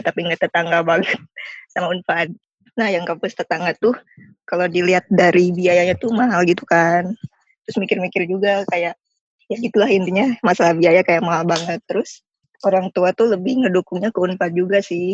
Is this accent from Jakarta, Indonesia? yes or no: yes; Jakarta, Indonesia; gue 17 tahun hidup di daerah ini gitu. TK, SD, SMP sampai SMA tuh di sini. Jadi pengen keluar dari Jakarta